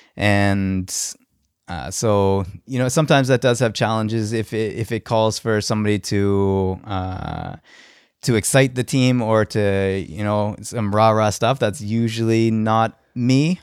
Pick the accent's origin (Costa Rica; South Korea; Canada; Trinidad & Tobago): Canada; Halifax, Nova Scotia; I'm from Halifax